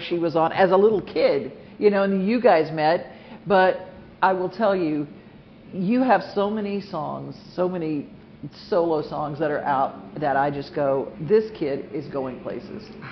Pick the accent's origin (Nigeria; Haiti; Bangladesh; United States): United States; Louisiana; moved away; my home state of Louisiana